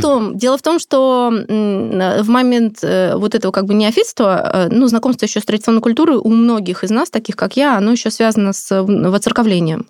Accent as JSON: {"language": "Russian", "region": "Siberia", "country": "Russia", "said": "я же сама из Сибири"}